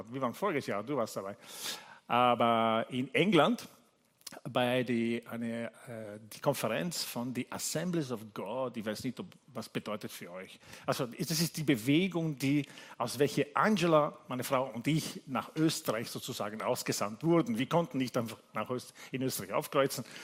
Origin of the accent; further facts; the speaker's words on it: Italy; German is a second language; Also ich, ich, habe Leute gesehen, die mich kennen, seit ich ein Kind bin, ja, aus Italien.